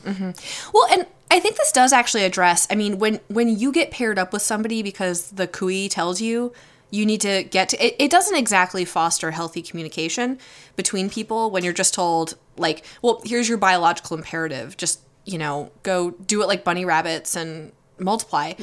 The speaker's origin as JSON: {"language": "English", "country": "United States", "tie": "born or raised there", "said": "I was born in America"}